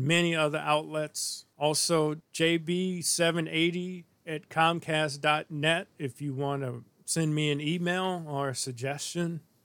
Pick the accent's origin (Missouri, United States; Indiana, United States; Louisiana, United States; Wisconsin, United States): Missouri, United States; I grew up in Missouri